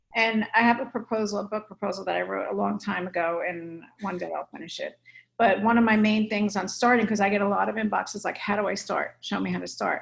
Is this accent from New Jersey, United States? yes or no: yes; New Jersey, United States; moved away as an adult; now in California, United States; I'm from North